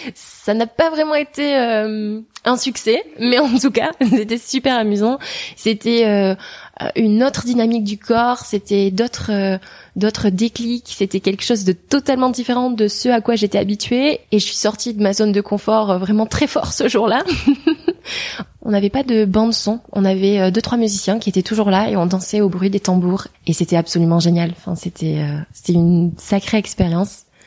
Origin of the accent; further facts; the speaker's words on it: Hendaye, Nouvelle-Aquitaine, France; moved away; j'ai grandi dans une ville qui s'appelle Andaille, qui est à la frontière euh, entre l'Espagne et, la France, sur la côte atlantique.